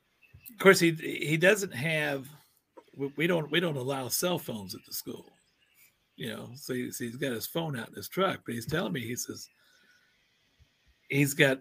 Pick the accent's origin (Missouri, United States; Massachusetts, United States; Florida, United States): Missouri, United States; Cape Girardeau; I'm from Southeast Missouri, Mississippi River City, Cape Girardeau, about 100 miles south of St. Louis